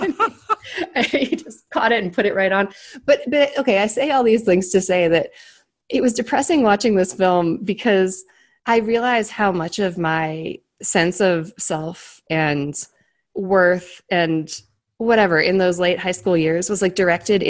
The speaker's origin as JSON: {"language": "English", "town": "Cleveland", "region": "Ohio", "country": "United States", "tie": "born or raised there", "moved": "yes", "said": "I grew up in Cleveland."}